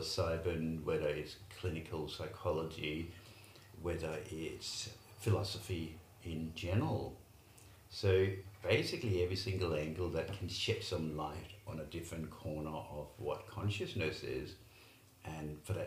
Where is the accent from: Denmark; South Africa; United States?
Denmark; also born or lived in Middle East / London; now in Australia; I was born in Denmark. I lived in the Middle East for a while. I lived in London for a while and lived in Australia